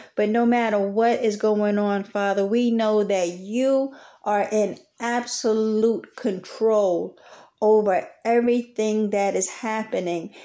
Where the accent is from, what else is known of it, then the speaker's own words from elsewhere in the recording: New York City, New York, United States; moved away as an adult; now in Texas, United States; Although I am from New York, Brooklyn, New York City, I have transplanted myself down here in Texas